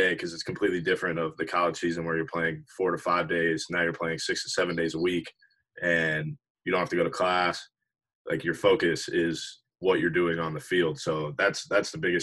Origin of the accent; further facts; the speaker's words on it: Richmond, Virginia, United States; also born or lived in Norfolk, Virginia; So I'm from Richmond, Virginia, like you said. I went to James River High School in Richmond